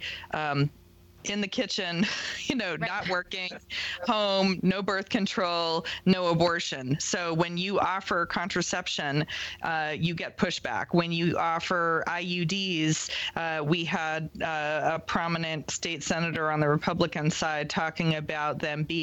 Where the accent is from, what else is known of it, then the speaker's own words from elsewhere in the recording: Massachusetts, United States; now in Colorado, United States; I grew up in Massachusetts